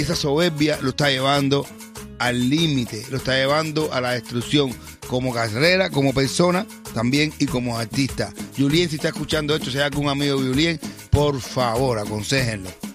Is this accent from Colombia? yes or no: no; Cuba; soy cubano también